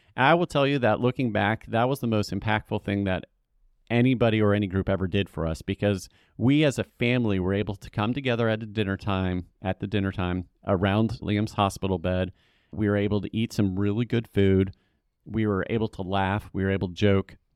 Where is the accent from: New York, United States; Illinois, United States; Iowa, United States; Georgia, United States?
Georgia, United States; Atlanta; also born or lived in California; now in Charlotte, United States; I was raised in Atlanta, so I'm, I'm familiar with the South